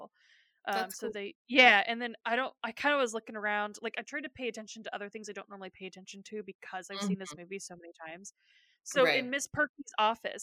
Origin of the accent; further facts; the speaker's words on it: California, United States; we grew up in California, so our school's outdoors anyways